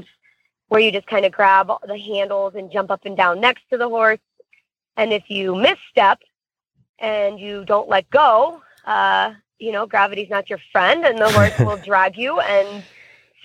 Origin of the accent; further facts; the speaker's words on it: Florida, United States; I'm from Florida